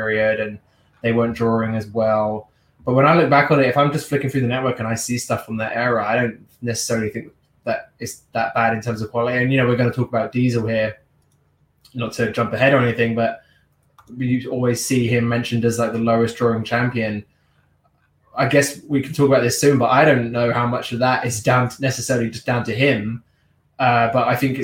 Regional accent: England, United Kingdom; also born or lived in Washington, D.C.; now in Los Angeles, United States; I grew up in England.

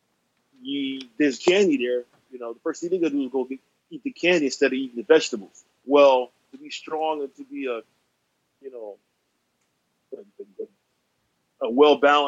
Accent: the Carolinas, United States; I'm from the Carolinas

